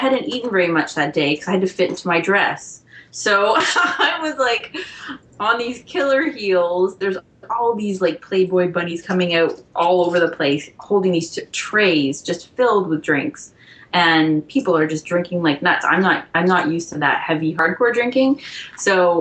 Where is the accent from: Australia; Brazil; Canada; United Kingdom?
Canada; as a Canadian